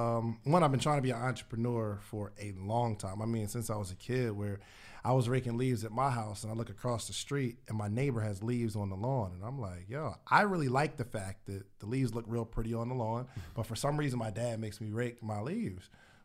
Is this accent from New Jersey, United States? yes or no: yes; Willingboro, New Jersey, United States; also born or lived in Alabama; now in Atlanta, United States; I'm from New Jersey originally. Willingboro, New Jersey.